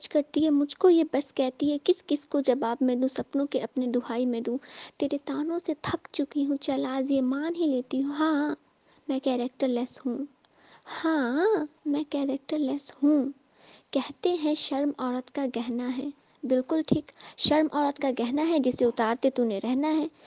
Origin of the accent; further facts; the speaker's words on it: Singhwara, Bihar, India; और मैं बिहार से हूँ दरभंगा जिला से सिंगवाड़ा प्रखंड से हूँ